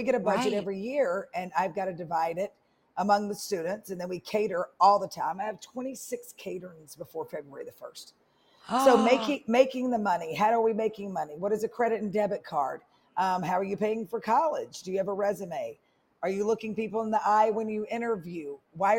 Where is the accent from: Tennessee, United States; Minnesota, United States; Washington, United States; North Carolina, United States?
Tennessee, United States; Memphis; moved away as an adult; also born or lived in Indianola, Mississippi / New Orleans, Louisiana; now in Atlanta, United States; So we moved to Memphis in third grade.